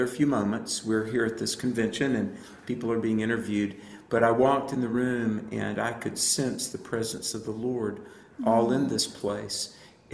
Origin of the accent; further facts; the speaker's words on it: the South, United States; I grew up in the South, not Southern California.